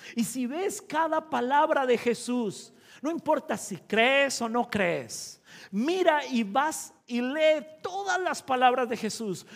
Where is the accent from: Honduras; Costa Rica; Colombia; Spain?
Costa Rica; yo soy de Centroamérica, de Costa Rica